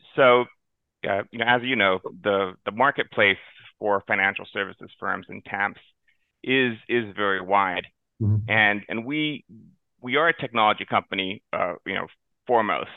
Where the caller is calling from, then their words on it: West Palm Beach, Florida, United States; I'm calling in from uh, the sunny South Florida, downtown West Palm Beach